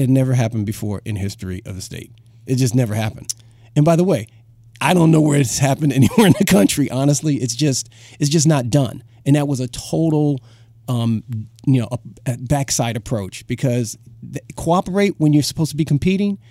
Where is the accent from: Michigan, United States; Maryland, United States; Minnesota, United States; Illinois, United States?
Illinois, United States; Chicago; moved away; I grew up in Chicago, um, part of my life